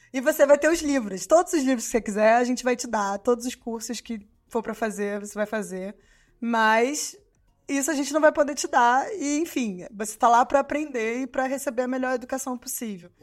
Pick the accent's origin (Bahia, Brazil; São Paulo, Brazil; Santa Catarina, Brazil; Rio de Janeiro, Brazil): Rio de Janeiro, Brazil; moved away as an adult; also born or lived in São João de Meriti; now in France; eu nasci em São João de Meriti, na Baixada Fluminense né, a zona metropolitana do Rio de Janeiro. Mas eu morava, eu cresci, né? Foi na Fazenda Botafogo